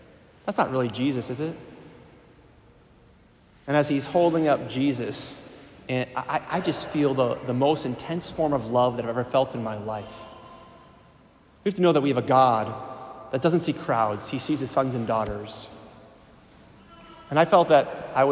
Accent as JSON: {"language": "English", "town": "Milwaukee", "region": "Wisconsin", "country": "United States", "also_born_or_lived": "Green Bay, Wisconsin", "moved": "as an adult", "said": "I'm originally from the Archdiocese in Milwaukee"}